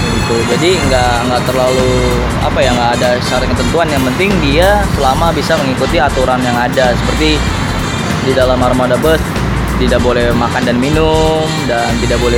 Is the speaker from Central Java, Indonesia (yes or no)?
yes; Central Java, Indonesia; Mas Bayu asli warga Jakarta saya Jawa Tengah